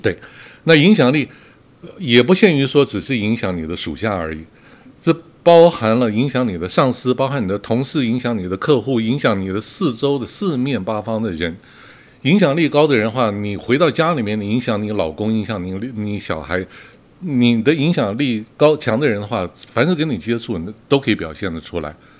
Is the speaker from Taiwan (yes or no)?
yes; Taiwan; 我们台湾人